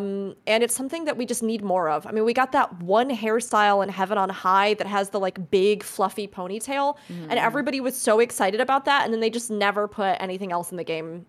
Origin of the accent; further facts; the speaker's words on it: Midwest, United States; Well, that's also because I know you're from the Midwest, Fusion, as I am, so...